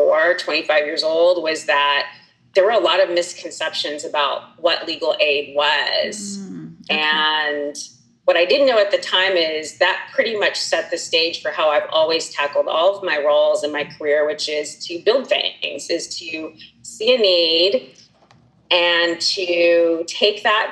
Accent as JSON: {"language": "English", "region": "California", "country": "United States", "tie": "born or raised there", "also_born_or_lived": "Wisconsin", "moved": "yes", "said": "I like to call myself a free-range Californian because I was born and raised in California."}